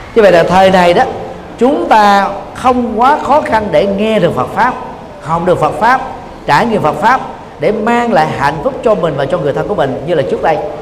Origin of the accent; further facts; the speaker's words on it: Vietnam; mình là người Việt Nam